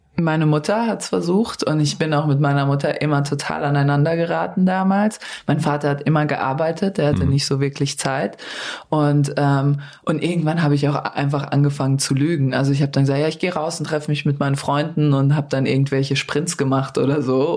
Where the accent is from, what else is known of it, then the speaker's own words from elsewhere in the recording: Darmstadt, Hesse, Germany; also born or lived in Yugoslavia; Ich komme aus Darmstadt